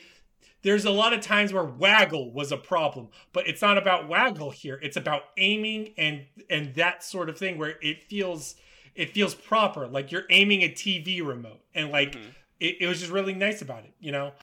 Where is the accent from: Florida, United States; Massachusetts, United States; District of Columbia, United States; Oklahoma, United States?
Florida, United States; I'm from Florida